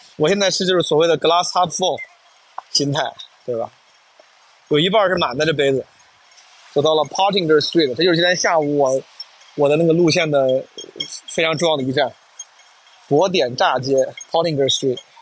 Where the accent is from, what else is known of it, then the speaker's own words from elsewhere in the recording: Henan, China; accent: Henan dialect; first language Henan dialect (Mandarin); 我至少是先倾向于用普通话、河南话这样的母语